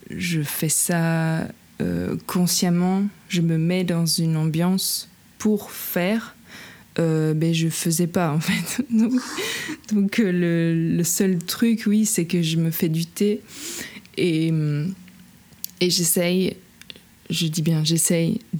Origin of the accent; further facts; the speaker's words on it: Luxembourg, Belgium; c'est d'écrire sur, euh, sur la rivière de chez moi, de mon enfance, sur la Semois.